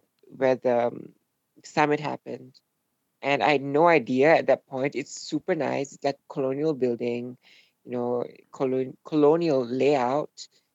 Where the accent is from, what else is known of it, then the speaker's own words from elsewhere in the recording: Singapore; moved away as an adult; also born or lived in Europe; Yeah, I was born in Singapore. I was raised here, and I didn't always live in Singapore, though. I lived in Europe for a little while, and I'm back this year to live in Singapore again.